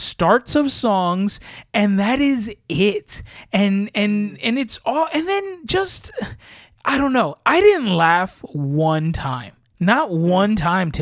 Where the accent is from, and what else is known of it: United States